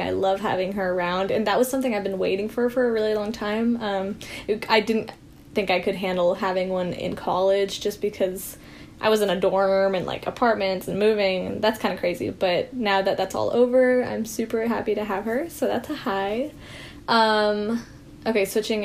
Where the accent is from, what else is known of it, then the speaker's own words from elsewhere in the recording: Bentonville, Arkansas, United States; So I actually am born and brought up in Bentonville, Arkansas.